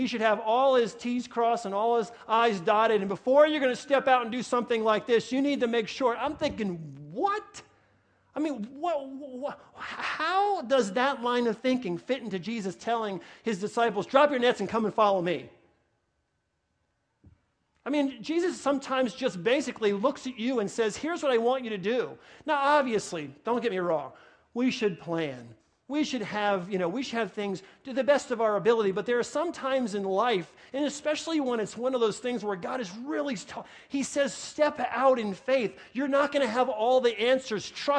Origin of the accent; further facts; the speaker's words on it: New York, United States; accent: New York; My New York accent, it's comfortable. I get worked up sometimes, you may notice, and my New York accent comes back in, comfortable, or draw.